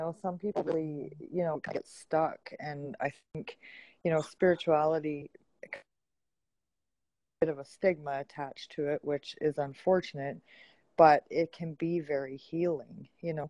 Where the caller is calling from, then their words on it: Alberta, Canada; I'm in Alberta, Canada.